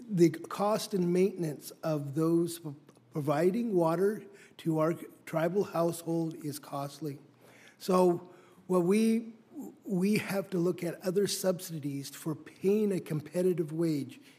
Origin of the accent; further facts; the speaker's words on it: Hoopa, California, United States; Northern California, Hoopa.